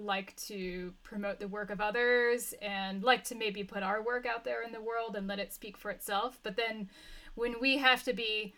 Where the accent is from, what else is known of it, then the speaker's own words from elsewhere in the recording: United States; moved away as an adult; also born or lived in Boulder, Colorado, United States / Uzbekistan / Romania; now in Berlin, Germany; I'm also originally American.